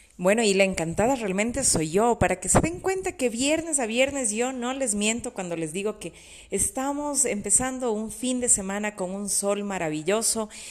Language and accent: Spanish; Quito, Pichincha, Ecuador; las quiteñas, ¿no? Y me incluyo en ese grupo